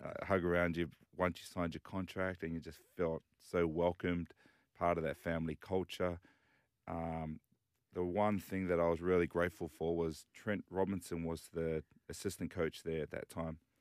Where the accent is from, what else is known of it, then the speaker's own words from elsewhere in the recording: Dunedin, Otago, New Zealand; also born or lived in Cook Islands / Western Sydney; now in Sydney, Australia; so I was born in New Zealand and, uh, grew up playing rugby union. So, uh, I was born in Dunedin